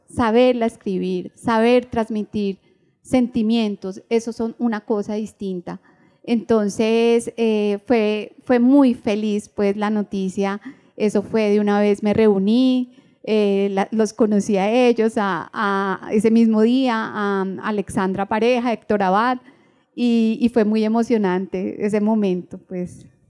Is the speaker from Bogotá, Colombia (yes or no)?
yes; Bogotá, Colombia; moved away as an adult; now in Medellín, Colombia; soy de Bogotá, eh, pero mis padres son mi mamá huilense, mi papá del Caquetá. Eh, yo nací en Bogotá, ahorita llevo cuatro años en Medellín